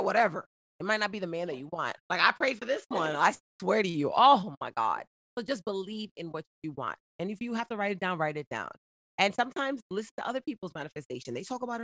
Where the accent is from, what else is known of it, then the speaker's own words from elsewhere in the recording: New Jersey, United States; accent: Jersey; also born or lived in Boston; I was raised in Jersey